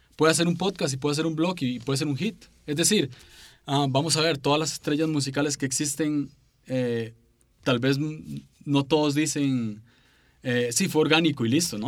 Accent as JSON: {"language": "Spanish", "region": "San José", "country": "Costa Rica", "said": "soy de San José, Costa Rica"}